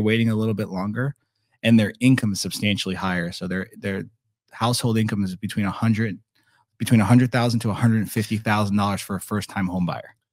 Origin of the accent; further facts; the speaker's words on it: Naples, Florida, United States; now in Estero, United States; growing up in Naples